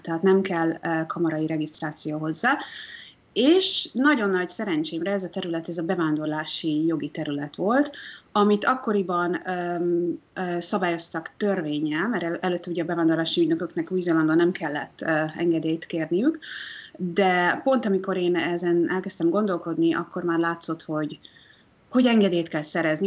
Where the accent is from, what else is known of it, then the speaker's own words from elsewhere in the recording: Hungary; now in New Zealand; magyarként Magyarországon aklimatizálódva